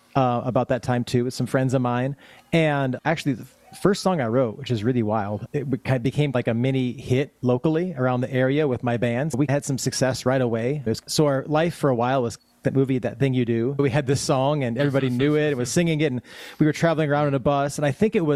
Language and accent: English; eastern South Dakota, United States; also born or lived in Sioux Falls, South Dakota / Madison, South Dakota; now in Rapid City, United States; I'm a South Dakotan, born and raised. I was born in Sioux Falls, South Dakota, and raised on the east side of South Dakota most of my life.